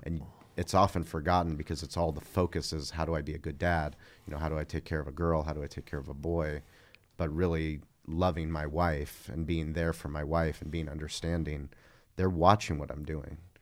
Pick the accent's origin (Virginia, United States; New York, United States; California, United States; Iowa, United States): California, United States; San Diego; I grew up in La Jolla